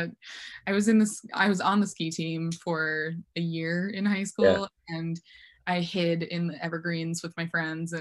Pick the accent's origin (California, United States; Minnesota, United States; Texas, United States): Minnesota, United States; Mora; moved away as an adult; now in Portland, United States; I grew up in Minnesota